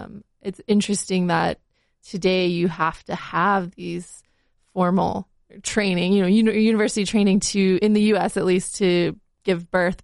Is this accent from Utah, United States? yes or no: yes; Salt Lake City, Utah, United States; I was born in a hospital here in Salt Lake